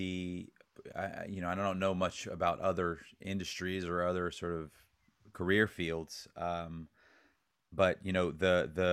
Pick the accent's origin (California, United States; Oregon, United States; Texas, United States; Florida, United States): Texas, United States; Dallas; I grew up in Dallas, Texas